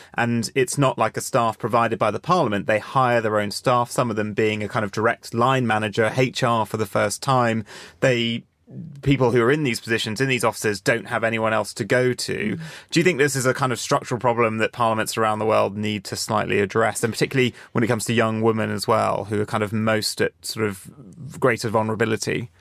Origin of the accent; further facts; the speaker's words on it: Jersey; now in London, United Kingdom; my home island of Jersey